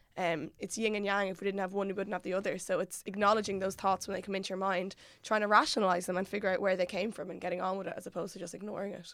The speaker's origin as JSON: {"language": "English", "town": "Mullingar", "region": "Westmeath", "country": "Ireland", "moved": "yes", "said": "I'm originally from Mullingar"}